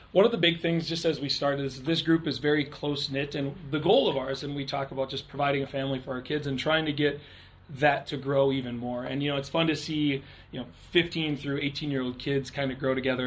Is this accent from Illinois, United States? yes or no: no; Underwood, North Dakota, United States; moved away; I'm from Underwood, North Dakota originally